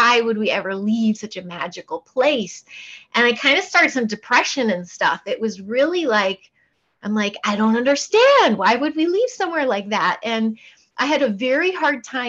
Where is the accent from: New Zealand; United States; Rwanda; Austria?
United States; Portland, Oregon; also born or lived in Chicago suburbs, Illinois / Houston, Texas; we moved to Portland, Oregon, when I was about 5-6